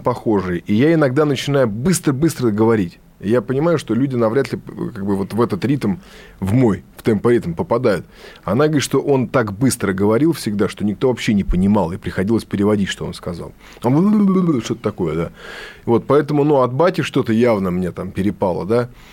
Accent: Saint Petersburg, Russia; я питерский дворовый беспризорный

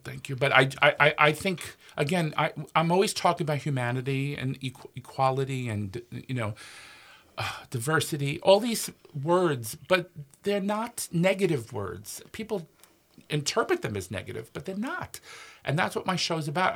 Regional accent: New York, United States; now in Minnesota, United States; I'm from New York, but I never heard it in New York

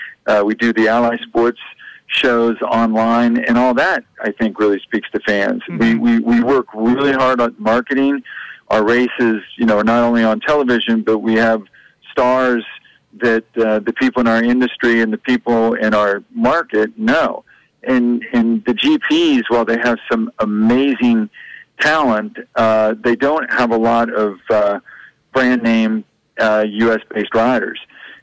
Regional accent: West Virginia, United States; I'm from West Virginia. We don't have a lot of traffic.

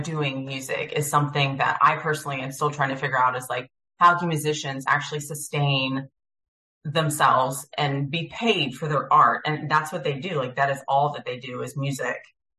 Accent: Lowcountry, South Carolina, United States; I'm originally from the Lowcountry as well. And, you know, being a South Carolinian

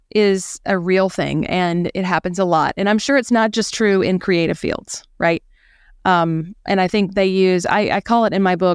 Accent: rural South Carolina, United States; we had this historic home in rural south carolina

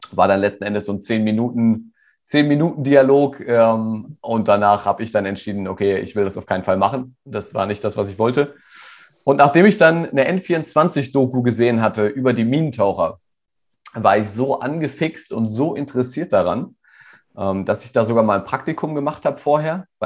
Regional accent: Rodenberg, Lower Saxony, Germany; ja, ich bin hier in Rodenberg in der Nähe von Hannover aufgewachsen.

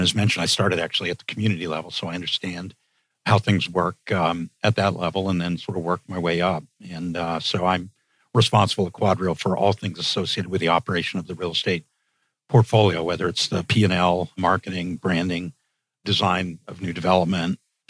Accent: United States; also born or lived in England; Yeah, well, I should say that although I grew up and lived most of my life in the U.S., I am Canadian. I've been Canadian since birth.

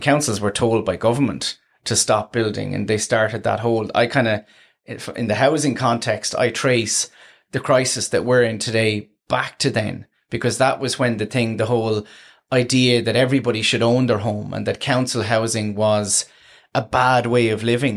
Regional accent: Tramore, Munster, Ireland; I come from Tremor originally, um, in County Waterford

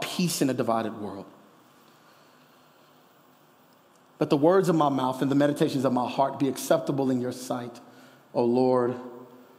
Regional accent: Kansas City, United States; now in Denver, United States; I'm from Kansas City

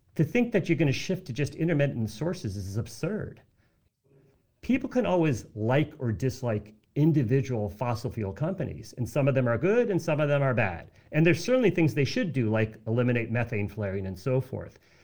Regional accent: United States; I am an American

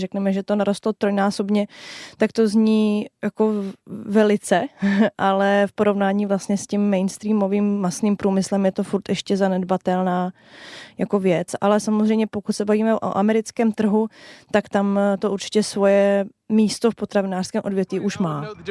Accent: Czechia; u nás v Čechách

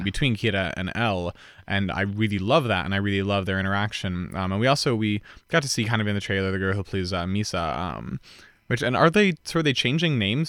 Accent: Boulder, Colorado, United States; back in Boulder years ago

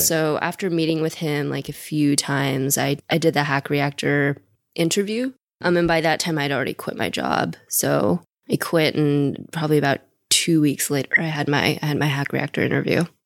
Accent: Seattle, Washington, United States; also born or lived in China; I was born in China, moved here when I was three, grew up in Seattle

